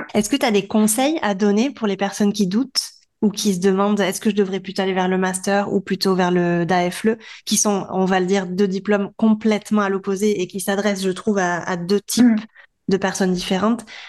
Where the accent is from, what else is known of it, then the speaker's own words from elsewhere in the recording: France; moved away as an adult; now in Barcelona, Spain; on est français